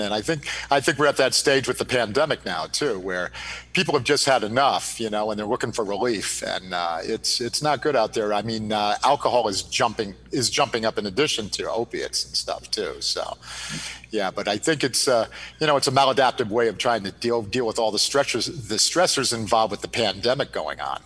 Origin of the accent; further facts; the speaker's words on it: Connecticut, United States; moved away as an adult; I was a Connecticut guy that came up to go to Merrimack